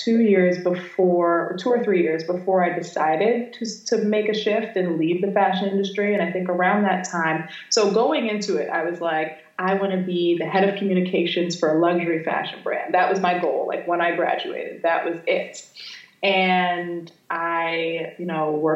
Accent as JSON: {"language": "English", "region": "Florida", "country": "United States", "tie": "born or raised there", "also_born_or_lived": "New York", "moved": "as an adult", "said": "I grew up in Florida"}